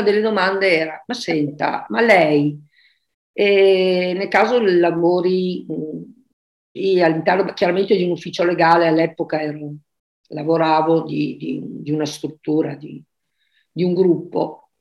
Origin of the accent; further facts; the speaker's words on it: Verona, Veneto, Italy; moved away as an adult; now in Caldogno, Italy; vivo, vivo a Caldogno, adesso da sposata, ma sono di Verona